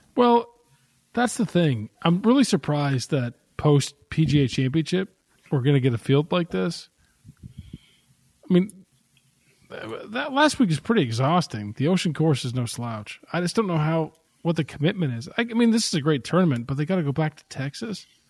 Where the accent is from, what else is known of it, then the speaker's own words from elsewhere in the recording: Canada; now in Kentucky, United States; I am Canadian. That's where I'm from.